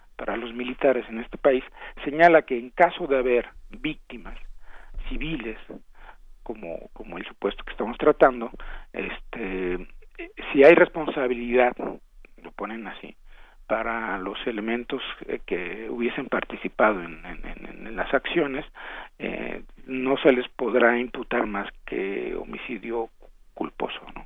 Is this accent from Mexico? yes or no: yes; Mexico; somos malos mexicanos